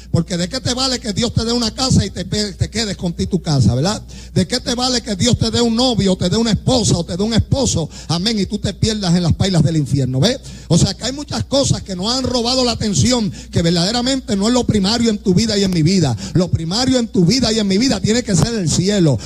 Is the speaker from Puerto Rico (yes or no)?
yes; Puerto Rico; somos puertorriqueños y como somos puertorriqueños, aquí hay un idioma, ¿ve? Y hablamos español.